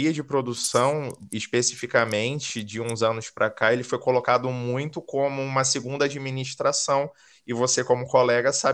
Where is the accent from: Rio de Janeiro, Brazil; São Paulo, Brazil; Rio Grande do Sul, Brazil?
Rio de Janeiro, Brazil; now in Caldas Novas, Brazil; eu sou do Rio, mas hoje me considero como nômade digital, então estou sempre numa cidade diferente. Atualmente eu falo de Caldas Novas, interior de Goiás